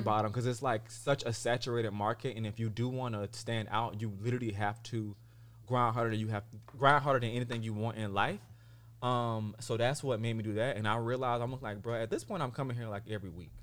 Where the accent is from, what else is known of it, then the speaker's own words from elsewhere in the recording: Sumter, South Carolina, United States; also born or lived in San Diego, California; now in Los Angeles, United States; I'm born and raised in Sumter, South Carolina, and I currently reside in Los Angeles, California